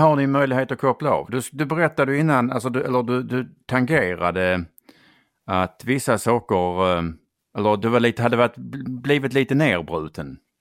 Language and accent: Swedish; Skåne, Sweden; jag kommer ju från Skåne som ja. hörs